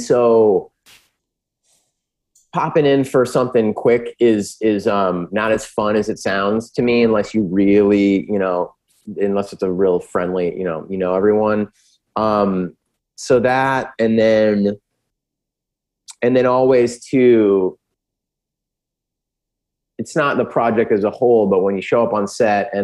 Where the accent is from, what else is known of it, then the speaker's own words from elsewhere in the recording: San Diego, California, United States; I'm from San Diego